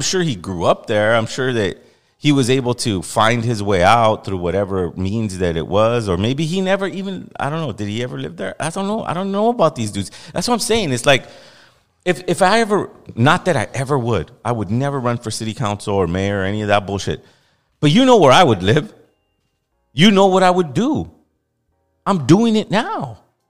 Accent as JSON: {"language": "English", "town": "Los Angeles", "region": "California", "country": "United States", "tie": "born or raised there", "said": "I know what it's like to live there. I know what it's... No one knows more than me. I grew up in Boyle Heights."}